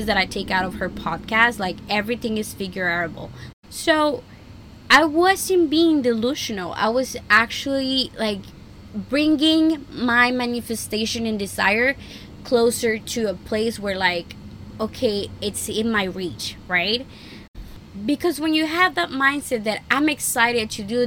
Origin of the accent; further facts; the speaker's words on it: Tamaulipas and South Texas, United States; moved away as an adult; now in California, United States; I grew up in Tamaulipas and South Texas